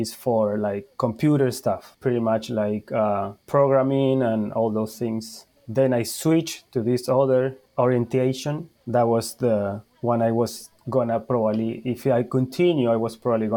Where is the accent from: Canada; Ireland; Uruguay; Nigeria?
Uruguay; English is a second language; moved away as an adult; also born or lived in Argentina / Spain; now in Charleston, United States; I'm from Uruguay